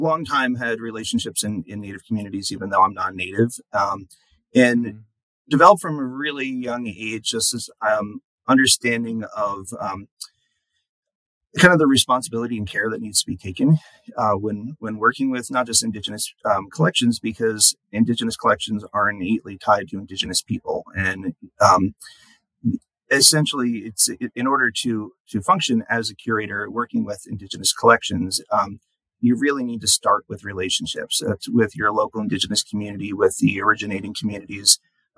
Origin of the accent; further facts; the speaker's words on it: New York, United States; moved away as an adult; also born or lived in Oklahoma; now in Denver, United States; I grew up in New York